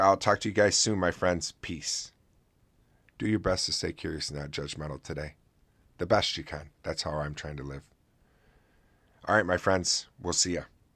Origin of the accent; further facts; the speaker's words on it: Oswego, New York, United States; my hometown here in Oswego, New York